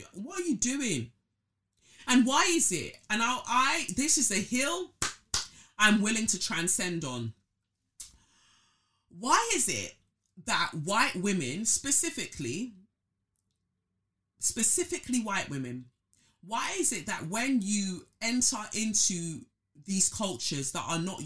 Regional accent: Nigeria; now in United Kingdom; I'm a Nigerian first and foremost

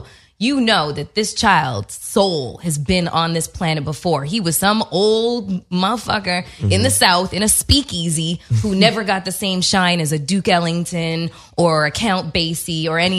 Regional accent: Canada; I'm from Canada.

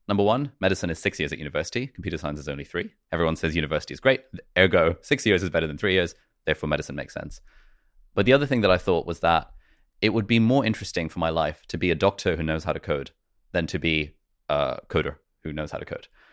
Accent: United Kingdom; also born or lived in Karachi, Pakistan / Lesotho; we made a plan to move to the U K. And so we came to the U K

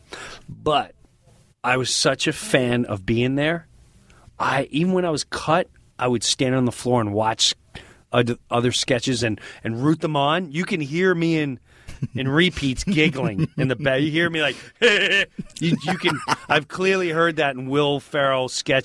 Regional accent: Long Island, New York, United States; I'm Long Island

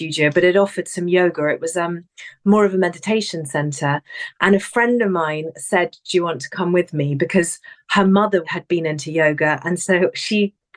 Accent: England, United Kingdom; now in London, United Kingdom; I'm from England. I was born here, raised here.

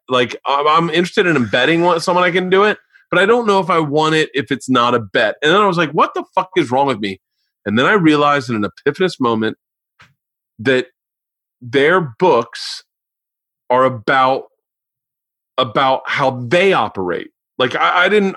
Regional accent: Florida, United States; I grew up in Florida

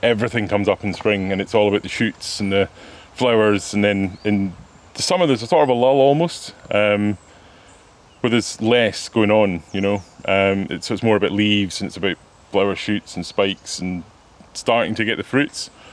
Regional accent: West Highlands of Scotland, United Kingdom; moved away as an adult; also born or lived in Thailand; I grew up in the West Highlands of Scotland

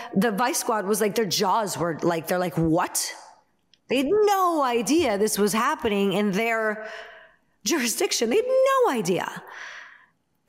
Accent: Naperville, Illinois, United States; Naperville, which is my hometown

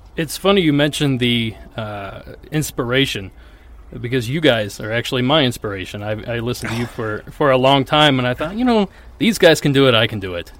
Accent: Ohio, United States; I grew up in Ohio

